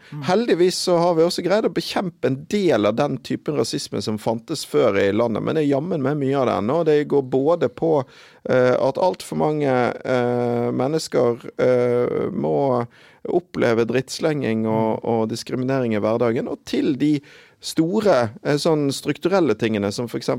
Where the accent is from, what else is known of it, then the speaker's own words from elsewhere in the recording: Bergen, Vestland, Norway; jeg kommer fra Bergen